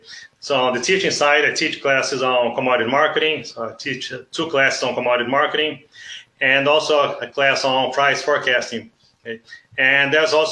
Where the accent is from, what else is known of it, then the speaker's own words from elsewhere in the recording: South Region, Brazil; moved away as an adult; now in Nebraska, United States; I was born and grew up in Brazil. Okay. So I'm originally from the South